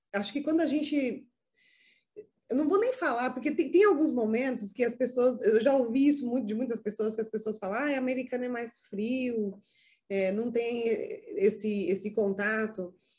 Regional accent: Brazil; moved away; meu país de origem, que é o Brasil

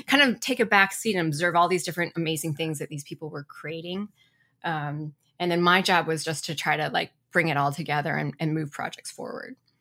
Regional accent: Ann Arbor, Michigan, United States; now in Portland, Oregon, United States; I grew up in Ann Arbor, Michigan

